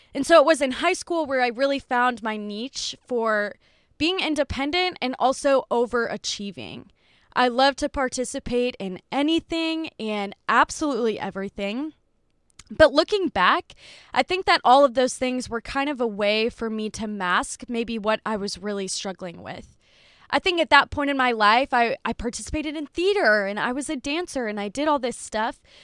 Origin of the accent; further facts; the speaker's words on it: Dubuque, Iowa, United States; I would drive back to Dubuque, which is where I'm from